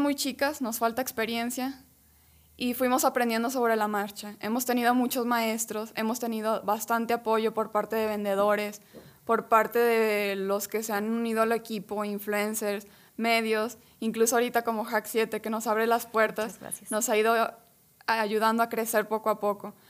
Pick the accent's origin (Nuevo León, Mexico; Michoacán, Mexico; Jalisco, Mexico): Jalisco, Mexico; San Juan de los Lagos; venimos de San Juan de los Lagos